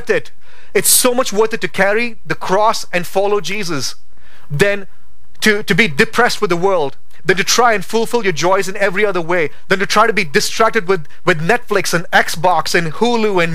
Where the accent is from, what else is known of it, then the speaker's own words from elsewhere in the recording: India; now in Boise, United States; as an Indian, my V's and W's, they're messed up